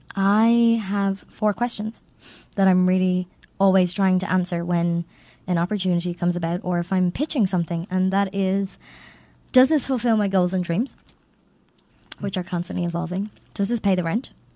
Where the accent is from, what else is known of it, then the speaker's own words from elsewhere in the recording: Ireland; I'm Irish